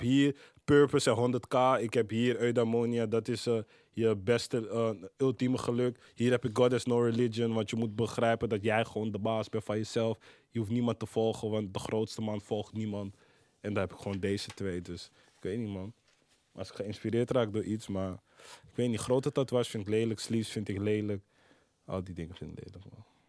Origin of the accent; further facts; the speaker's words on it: Amsterdam, North Holland, Netherlands; 1104 eh, is Kreiners, waar ik ben opgegroeid. 1075 is uh, Zuid, waar ik verder ben opgegroeid